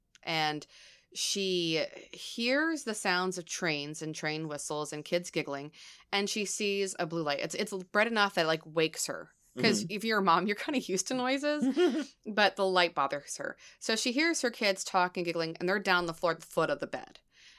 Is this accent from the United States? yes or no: yes; New Hampshire, United States; born there; I was born in New Hampshire. Because my mom was stationed up there with my dad when he was on, you know, in the Air Force.